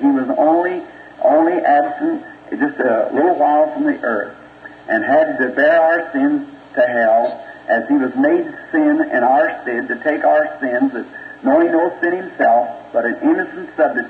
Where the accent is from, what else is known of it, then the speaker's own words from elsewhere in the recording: United States; And as we as American people, which is the Eastern slant, is altogether different from this, but we as American people, we believe that the woman was an ill-famed woman